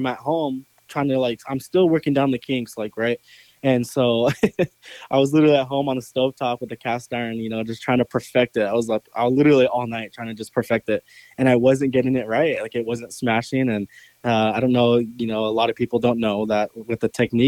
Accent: California, United States; moved away; I'm from California

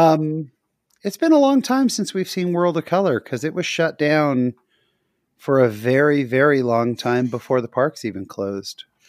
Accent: Bay Area, California, United States; I grew up in the Bay Area, so Santa Cruz was about forty minutes from my house

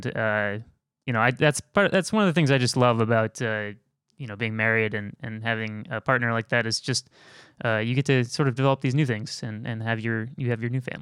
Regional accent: Chicago, Illinois, United States; Where are you from? Chicago. Chicago.

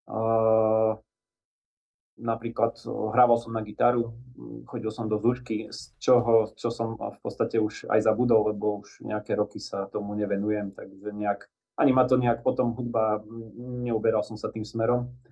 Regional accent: Nemecká, Banská Bystrica Region, Slovakia; No, takže Nemecka sa nachádza eh, v podstate už eh, na kraji uh, Brezňanského

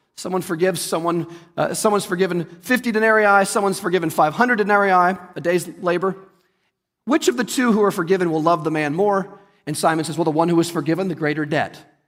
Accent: United States; we as American Christians

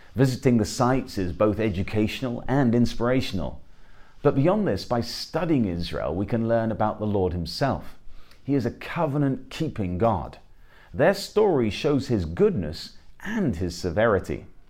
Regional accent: England, United Kingdom; I'm an Englishman

